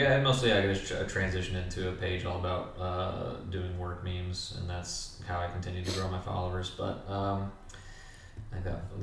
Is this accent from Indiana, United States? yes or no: no; Kentucky, United States; Yeah, because I grew up in Kentucky. I saw them all the fucking time.